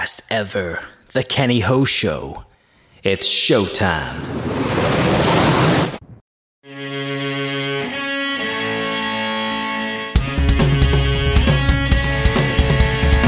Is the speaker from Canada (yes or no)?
yes; Toronto, Ontario, Canada; my hometown Leafs